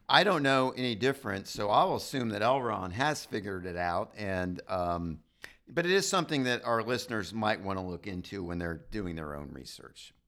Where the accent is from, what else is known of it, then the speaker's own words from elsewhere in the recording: United States; as an American